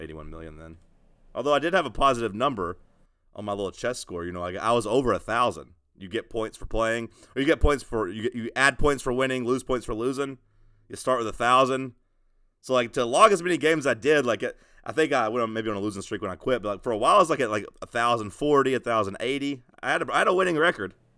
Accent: United States; I'm American

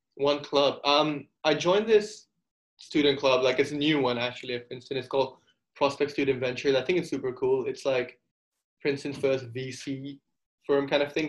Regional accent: Singapore; also born or lived in India; I'm from Singapore. I've lived here basically my whole life. I mean, my, I was born in India, but my parents moved here when I was two years old.

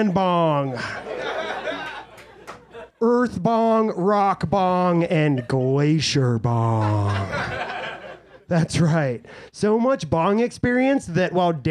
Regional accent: Summit County, Colorado, United States; I'm from Summit County, Colorado, the high altitude, fertile crescent that birthed Colorado's cannabis culture.

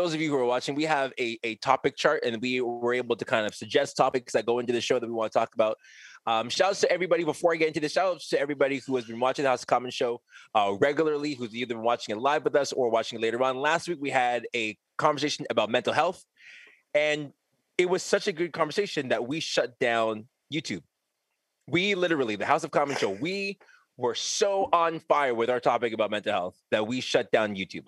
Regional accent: Montreal, Quebec, Canada; also born or lived in Edmonton, Alberta; as a native of Montreal, Quebec

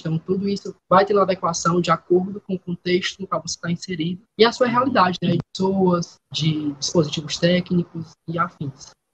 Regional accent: Fortaleza, Ceará, Brazil; eu sou nascido For em Fortaleza e também falo no momento de Fortaleza

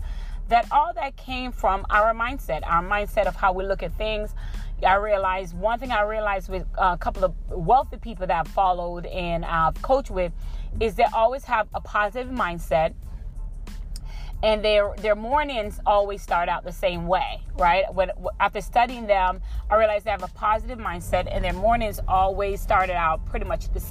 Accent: Jamaica; moved away; also born or lived in Tampa, Florida; We're from Jamaica, so we were raised to be pretty much go to school, go to college, hardworking people

